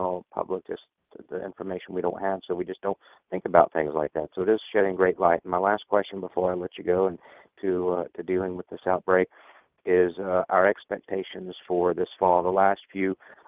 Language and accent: English; Georgia, United States; I'm born and raised in Georgia